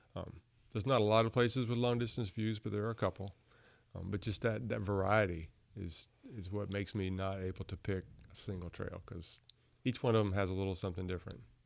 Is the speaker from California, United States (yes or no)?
no; Burlington, North Carolina, United States; also born or lived in Montgomery County, North Carolina / Cary, North Carolina; I grew up in Burlington, not too far away